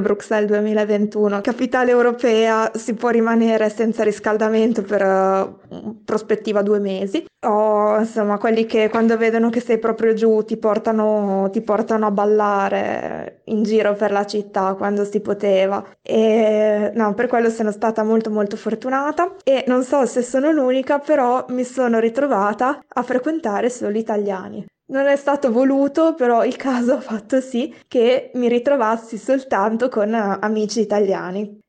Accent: Piacenza, Emilia-Romagna, Italy; moved away as an adult; also born or lived in Forlì; now in Brussels, Belgium; dalla mia città natale, da, mm, da Piacenza

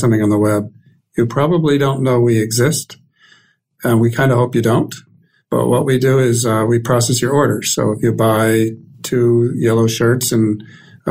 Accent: Concord, Massachusetts, United States; also born or lived in Minneapolis, Minnesota / Colorado Springs, Colorado; moved to Massachusetts

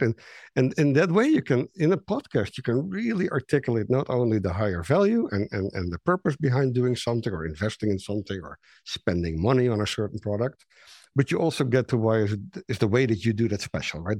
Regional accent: Netherlands; English is a second language; moved away as an adult; I'm Dutch, you know, I'm, my English is not great

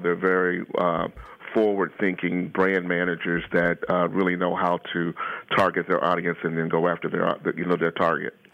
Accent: Ohio, United States; I'm a native Ohioan. I've been in Ohio practically all my life

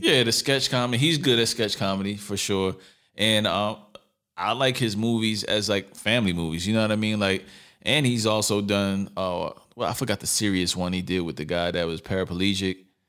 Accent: New York City, New York, United States; moved away; also born or lived in California; I'm from New York City, Brooklyn, to be exact, Lower East Side as well

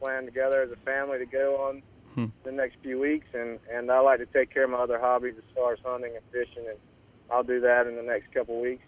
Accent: Aiken, South Carolina, United States; also born or lived in Georgia; I'm from Aiken, South Carolina, which is right across from Augusta

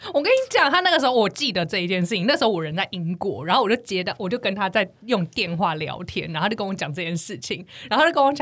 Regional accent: Taiwan; accent: Taiwanese; 我说台湾人

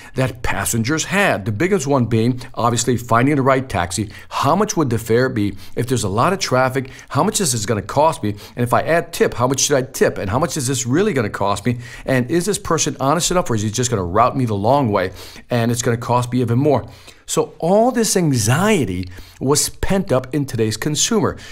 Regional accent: Chicago, Illinois, United States; You know, I'm from Chicago. I'm from the inner city.

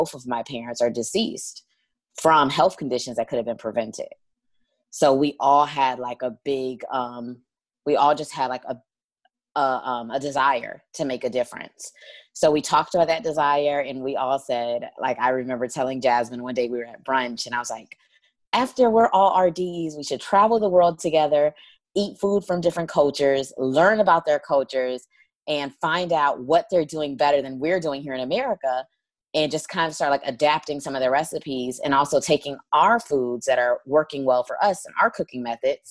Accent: Miami, Florida, United States; I'm from Miami, Florida

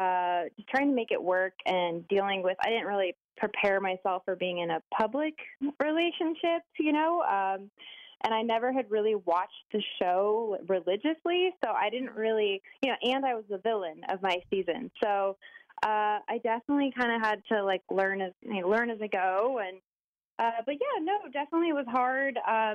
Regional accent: Arizona, United States; moved away as an adult; also born or lived in Los Angeles, United States; I lived in L.A. for 14 years, was modeling, and I moved back to my hometown a year ago. So, which is where? Arizona.

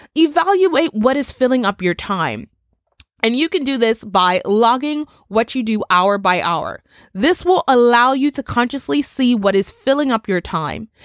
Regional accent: Bermuda; my island, my home country of Bermuda, where we are still under curfew regulations

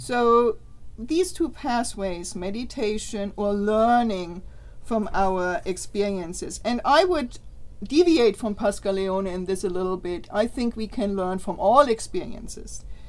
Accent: Germany; now in United States; I'm from Germany

